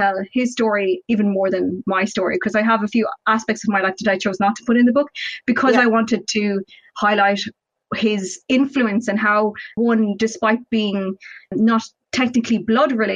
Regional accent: Kerry, Munster, Ireland; I'm from Kerry, naturally the Irish language is just strong in this county anyway

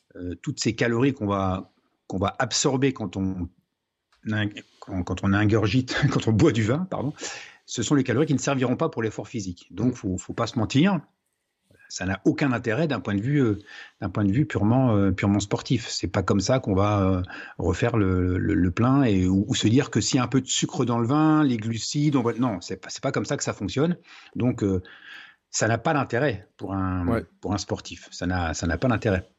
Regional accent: Troyes, Grand Est, France; also born or lived in Marne valley; Je suis né à Troyes, dans l'Aube, donc euh, pays du Champagne.

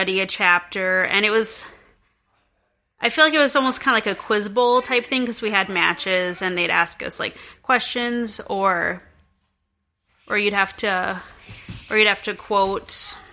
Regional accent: Central South Dakota, United States; I grew up in Central South Dakota.

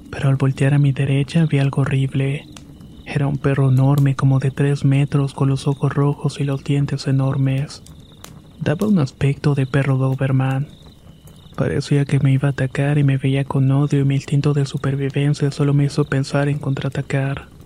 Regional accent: San Francisco, San Luis Potosí, Mexico; Soy originario de San Francisco, San Luis Potosí, y el siguiente episodio me pasó cuando tenía 12 años.

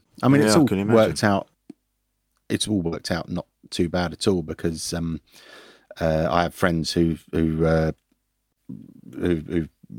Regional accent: Forest Hill, London, United Kingdom; No, I'm from Forest Hill. Well, halfway between Forest Hill and Catford.

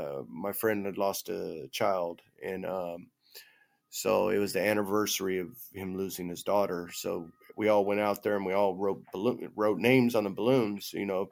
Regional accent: Monterey, California, United States; I'm from Monterey

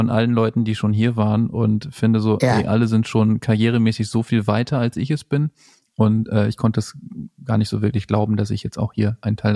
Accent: Lower Saxony, Germany; ich komme aus Ostfriesland und dieses Land ist laut IPCC-Bericht, dieses Land ist kein eigenes Land

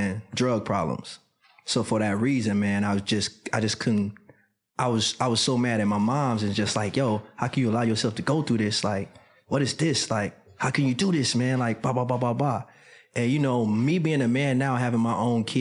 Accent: Chicago, Illinois, United States; moved away; Being a young man growing up in Chicago was an amazing time.

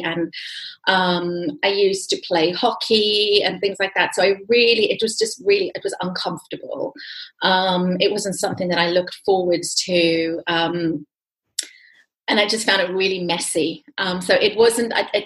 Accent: South Africa; I'm from South Africa

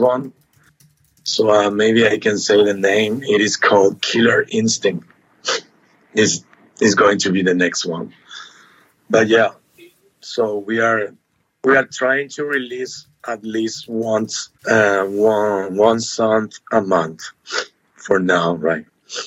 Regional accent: Asunción, Paraguay; So we are from Asunción, Paraguay

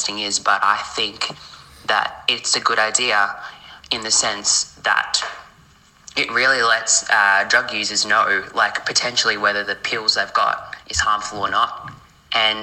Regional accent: Australia; I'm from Australia

